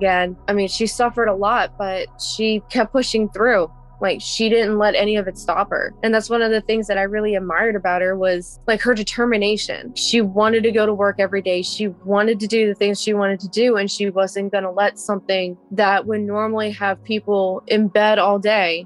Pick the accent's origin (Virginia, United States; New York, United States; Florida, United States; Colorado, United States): Virginia, United States; Fredericksburg; I'm 29 years old and I'm from Fredericksburg, Virginia